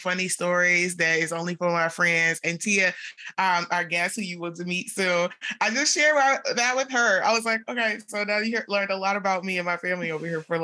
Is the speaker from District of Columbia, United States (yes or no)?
yes; Washington, District of Columbia, United States; moved away; I'm actually in my hometown back at home in DC.